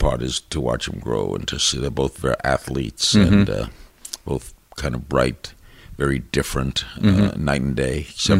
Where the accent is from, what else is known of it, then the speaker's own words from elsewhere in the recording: New York City, New York, United States; moved away as an adult; also born or lived in Miami; I grew up in Brooklyn